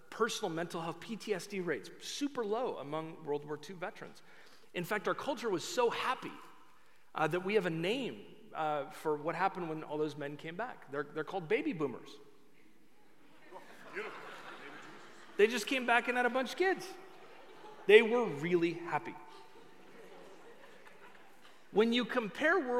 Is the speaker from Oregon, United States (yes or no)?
yes; Oregon, United States; I am from Oregon.